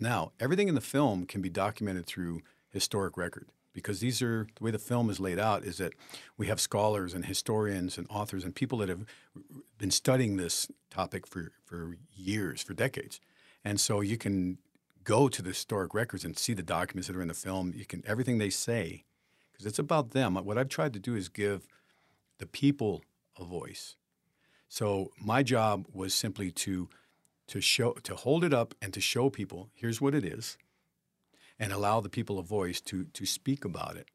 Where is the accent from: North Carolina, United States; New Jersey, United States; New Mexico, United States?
New Mexico, United States; Santa Fe; now in Taos, United States; at twelve years old, growing up, growing up in Santa Fe, we didn't have much